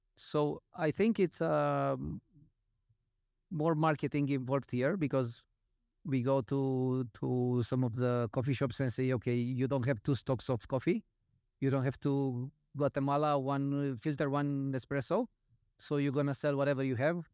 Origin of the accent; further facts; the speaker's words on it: Romania; I'm coming from Romania